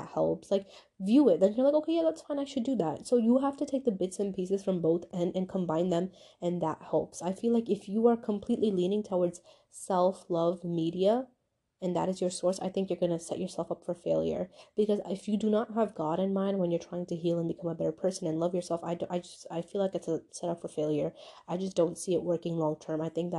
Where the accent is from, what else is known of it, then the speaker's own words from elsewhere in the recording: Pakistan; I'm Pakistani, but you know, then that means you have to be somewhere in STEM.